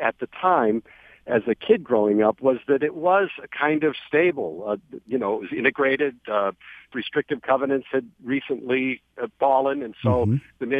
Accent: Detroit, Michigan, United States; I was born in 1950 in the West Grand Boulevard, Linwood area on the near west side of Detroit

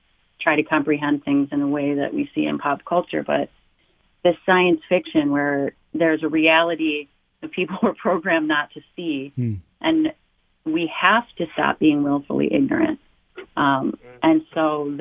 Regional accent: Melvindale, Michigan, United States; growing up in Metro Detroit and Melvindale

